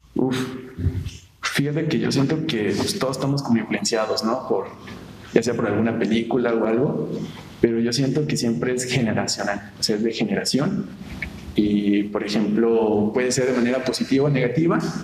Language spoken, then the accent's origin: Spanish; Morelia, Michoacán, Mexico; soy de aquí, de la ciudad de Morelia